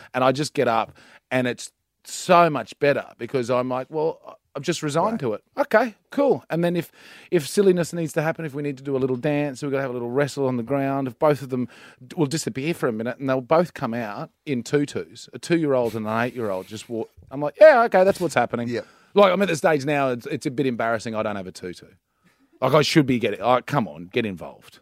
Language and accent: English; Central Queensland, Australia; I'm from Central Queensland